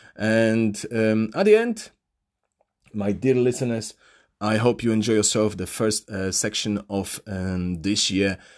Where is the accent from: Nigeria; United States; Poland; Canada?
Poland; accent: Polish; first language Polish; English is a second language; my mother language, which is Polish